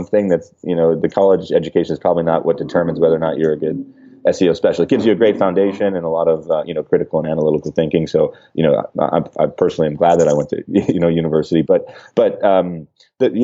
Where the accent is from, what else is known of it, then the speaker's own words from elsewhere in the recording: Midwest, United States; I grew up in the Midwest with a lot of automotive factories around